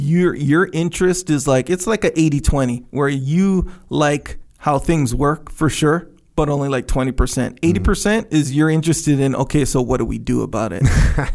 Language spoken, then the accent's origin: English; Waimanalo, Hawaii, United States; But if you're from Waimanalu and I'm from Waimanalu, if we meet, we can meet in Dubai, me and you brothers, 100%.